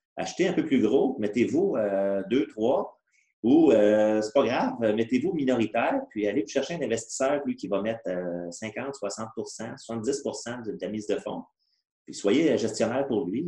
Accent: Granby, Quebec, Canada; depuis qu'on est au monde, en fait, là, euh, on vient de la région de Granby

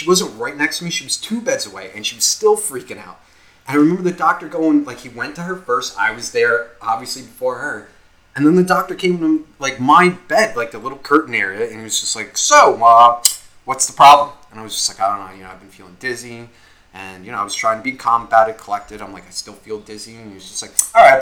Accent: Nutley, New Jersey, United States; moved away as an adult; now in Ocean County, United States; I just moved down here from up north. I come from Nutley

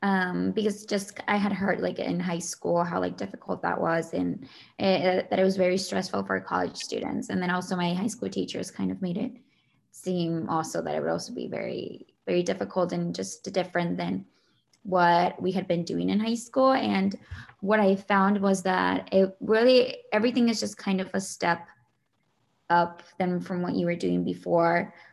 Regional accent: Shawnee, Kansas, United States; I am from Shawnee, Kansas.

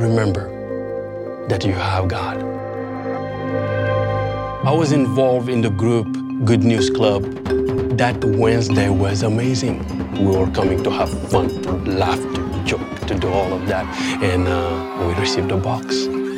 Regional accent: Senegal; born or raised there

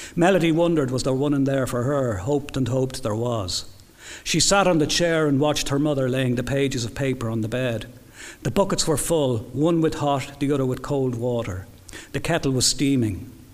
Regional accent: Dublin, Leinster, Ireland; I'm very much a Dubliner

